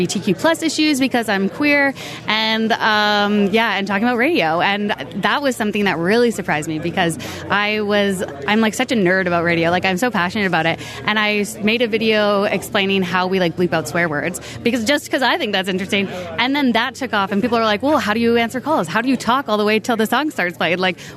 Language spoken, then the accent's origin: English; Canada; we all love being Canadian